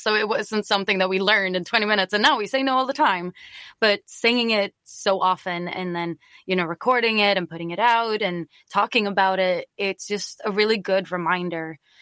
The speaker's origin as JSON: {"language": "English", "town": "Stockholm", "region": "Stockholm County", "country": "Sweden", "also_born_or_lived": "Green Bay, Wisconsin", "said": "I'm originally from Stockholm, Sweden, and when I was 17, I was an exchange student"}